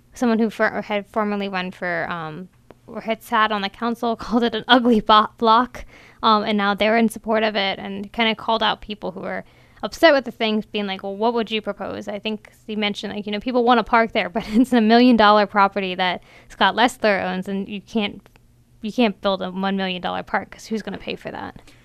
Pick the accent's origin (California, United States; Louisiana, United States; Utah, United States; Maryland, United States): Maryland, United States; Ellicott City; I grew up in Ellicott City, which is a historic district